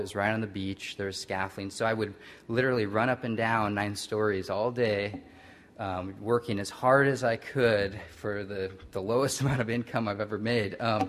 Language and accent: English; Midwest, United States; moved away; I'm growing up in the Midwest.